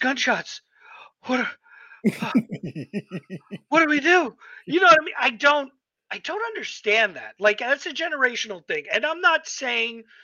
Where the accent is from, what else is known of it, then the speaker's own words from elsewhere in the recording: New York, United States; when I grew up in New York